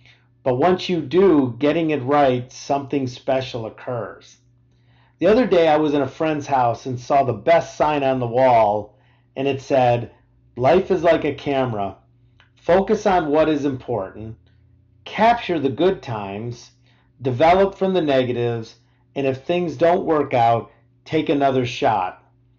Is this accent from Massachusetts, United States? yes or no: no; Rochester, New York, United States; I grew up in Rochester, New York, as the son of a lifelong employee of Eastman Kodak Company.